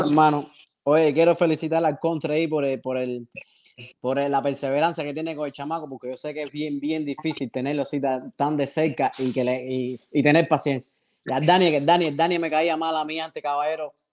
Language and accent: Spanish; Pinar del Río, Cuba; moved away; also born or lived in Havana; yo soy de Pinar del Río también